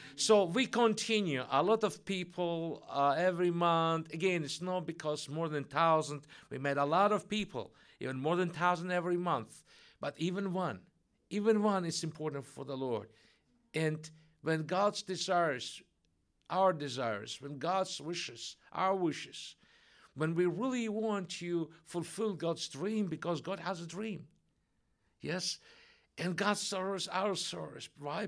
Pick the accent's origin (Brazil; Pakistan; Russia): Russia; English is a second language; moved away; she felt my accent, so she learned that I'm from Russia, Russian descent